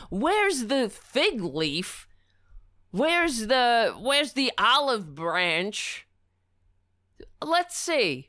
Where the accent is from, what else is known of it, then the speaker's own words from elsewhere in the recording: United States; as an American